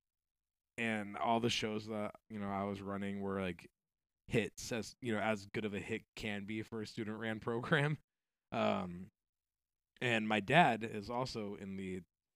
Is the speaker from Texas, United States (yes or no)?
no; Arizona, United States; moved away; I'm from Arizona, so like I'm used to flash flooding in monsoon season.